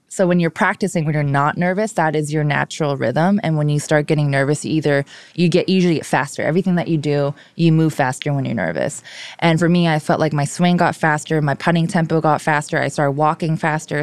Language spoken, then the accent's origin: English; Hawaii, United States; first language Korean; English is a second language; moved away; I grew up in Hawaii